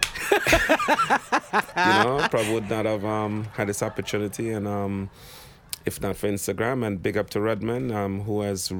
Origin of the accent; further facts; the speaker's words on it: Jamaica; now in New York City, United States; I am Jamaican